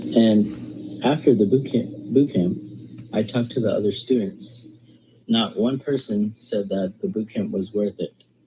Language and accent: English; United States; I'm from the United States